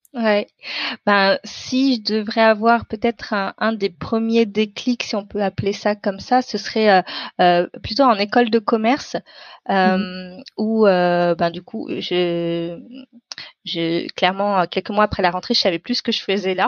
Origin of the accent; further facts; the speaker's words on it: beyond the Paris ring road, Île-de-France, France; moved away as an adult; now in Paris, France; je suis française d'origine indienne. J'habite à Paris aujourd'hui, euh, mais je viens euh, d'au-delà du périph où j'ai mhm. grandi et jusqu'à mes études supérieures